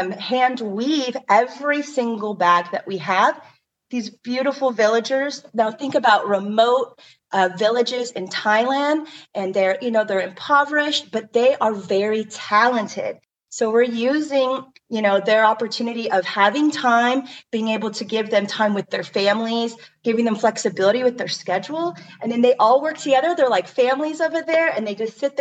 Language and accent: English; Hawaii, United States; I am Hawaiian